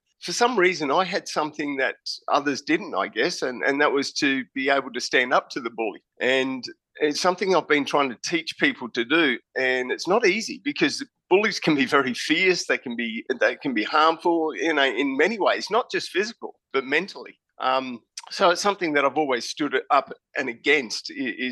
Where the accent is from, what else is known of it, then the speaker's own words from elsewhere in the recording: Queensland, Australia; I am from Queensland, Australia